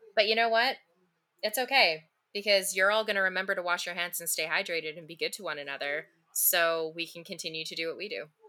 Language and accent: English; Canada; as a Canadian